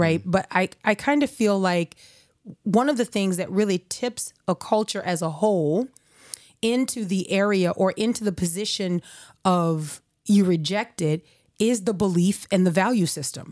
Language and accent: English; United States; as an American, if I've got my culture